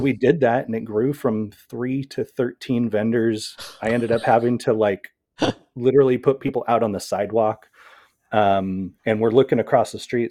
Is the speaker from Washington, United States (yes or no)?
yes; Seattle, Washington, United States; also born or lived in Puyallup; I come from the Pacific Northwest in the Seattle area